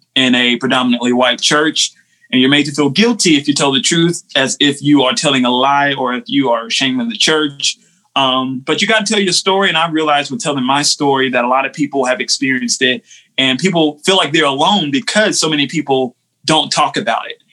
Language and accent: English; Winston-Salem, North Carolina, United States; now in McLeansville, United States; I grew up in Winston Salem, North Carolina